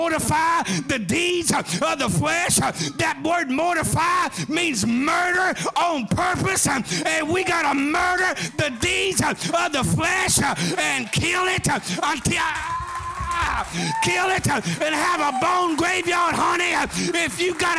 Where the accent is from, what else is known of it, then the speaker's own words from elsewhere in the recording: Atoka, Oklahoma, United States; Growing up in Atoka, Oklahoma, southeastern Oklahoma, Atoka